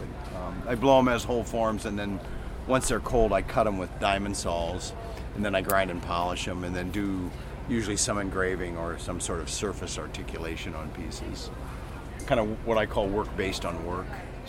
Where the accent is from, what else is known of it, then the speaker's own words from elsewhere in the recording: Cleveland, Ohio, United States; I'm from Cleveland, Ohio